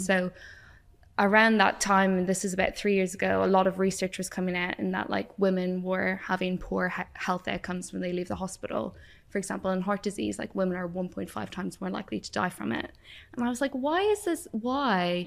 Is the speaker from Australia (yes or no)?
no; Ireland; moved away as an adult; also born or lived in Wales; if you haven't guessed from my accent, I grew up in Ireland